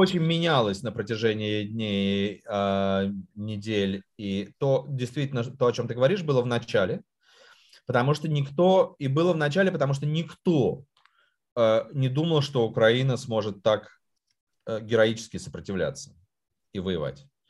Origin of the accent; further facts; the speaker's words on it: Moscow, Russia; я вырос, э, в Москве